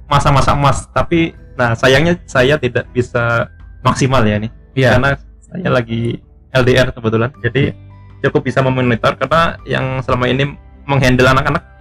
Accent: Kalimantan, Indonesia; cuma saya lahir di Kalimantan lahir besar di Kalimantan

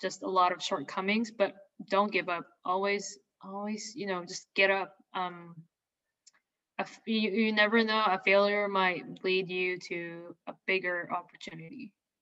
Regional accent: Philippines; moved away as an adult; also born or lived in Indianapolis, Indiana, United States; now in United States; I'm not from here. I was not born here. I was born and raised in the Philippines.

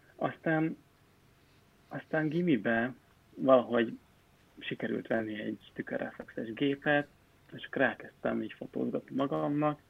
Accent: Pécs, Baranya, Hungary; moved away; én Pécsi vagyok

